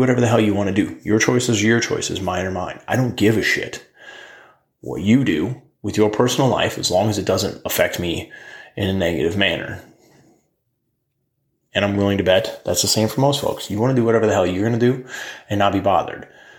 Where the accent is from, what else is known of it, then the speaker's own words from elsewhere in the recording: United States; as the American people